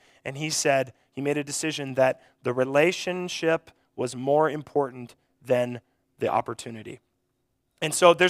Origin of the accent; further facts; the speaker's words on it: Mobridge, South Dakota, United States; I grew up in Mobridge, and I feel like I was kind of on the very beginning stages of these Y teams